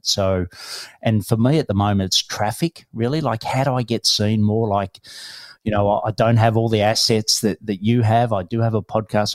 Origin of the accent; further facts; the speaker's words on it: Melbourne, Victoria, Australia; I'm from Melbourne, Australia